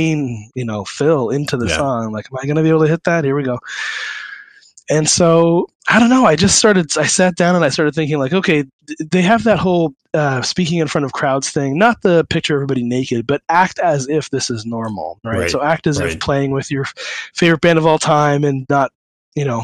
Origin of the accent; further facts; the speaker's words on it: Waterloo, Ontario, Canada; moved away; I'm from Waterloo originally